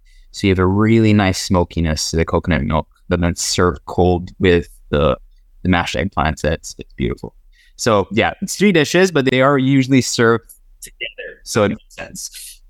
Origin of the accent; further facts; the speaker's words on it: Philippines; because I am half French, like you mentioned, I'm half Filipino. Even though I live the majority of my life in the Philippines, I do come from a place of privilege.